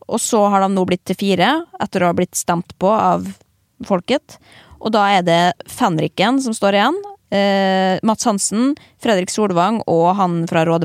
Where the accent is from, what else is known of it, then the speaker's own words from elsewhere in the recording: Norway; Eh, men så eh, kommer vi jo fra Norge, liksom.